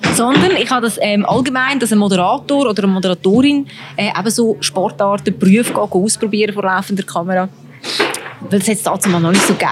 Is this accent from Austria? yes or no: no; Switzerland; als Schweizerin